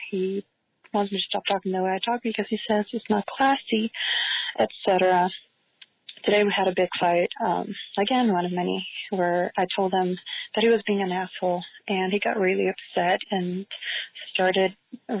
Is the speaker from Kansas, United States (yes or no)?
no; San Diego, California, United States; I'm from San Diego.